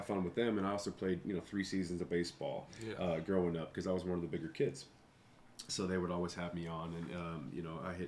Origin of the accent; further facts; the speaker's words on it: Las Vegas, Nevada, United States; also born or lived in Oceanside, California; We moved here when I was young, when I was 5 years old